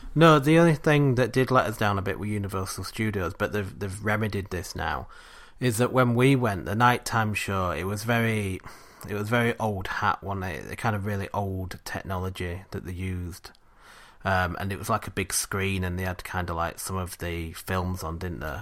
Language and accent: English; England, United Kingdom; we're English